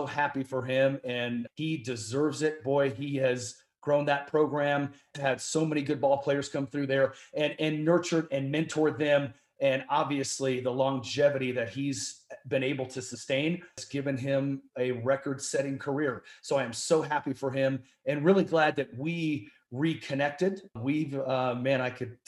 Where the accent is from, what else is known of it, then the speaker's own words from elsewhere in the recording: Colorado, United States; my dad got Rocky Mountain fever and said, we are moving to Colorado. And so we came out here in 1976 and I have been here the whole time since.